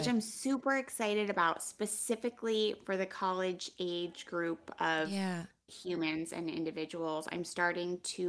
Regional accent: Pennsylvania, United States; I knew I could have always gone home to Pennsylvania. I'm from Pennsylvania.

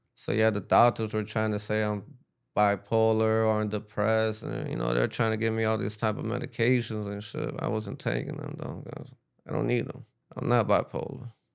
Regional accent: Miami, Florida, United States; also born or lived in New York / Peru; I grew up in Miami

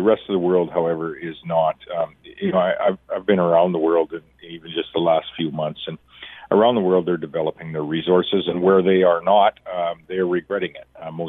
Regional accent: Canada; all of us as Canadians

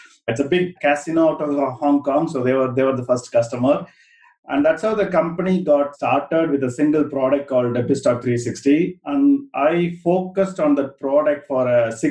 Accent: India; moved away as an adult; also born or lived in London, United Kingdom; now in United Kingdom; I was born and brought up in India

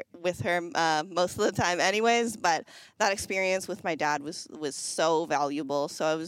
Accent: an hour and a half from Toronto, Ontario, Canada; we lived an hour and a half away from Toronto.

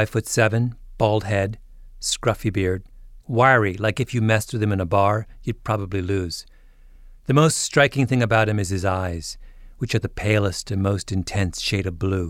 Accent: Canada; I'm a Canadian

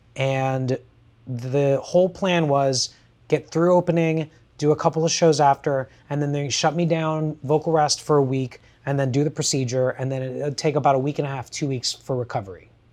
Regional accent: Kissimmee, Florida, United States; I grew up in Kissimmee, Florida, in a subset of it called Buenaventura Lakes

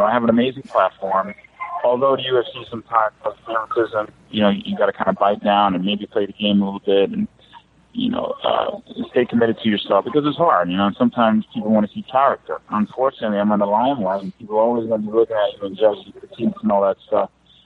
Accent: Jamaica; I'm Jamaican.

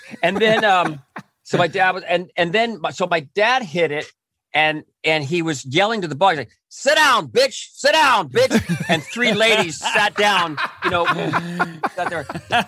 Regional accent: Cypress, California, United States; I grew up in Orange County. I can't remember it was in Cypress

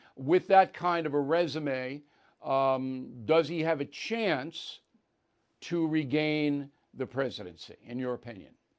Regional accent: New York, United States; my home state of New York

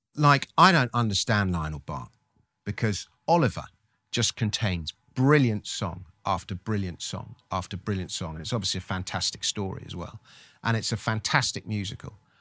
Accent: England, United Kingdom; we, as the English

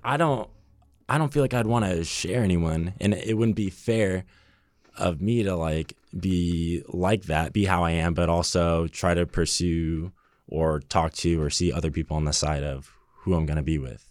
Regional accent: Burbank, California, United States; born or raised there

